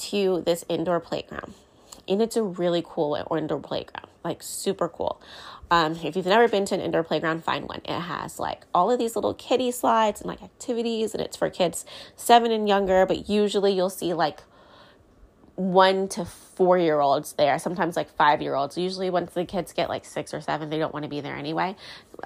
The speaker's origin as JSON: {"language": "English", "country": "United States", "said": "I'm American."}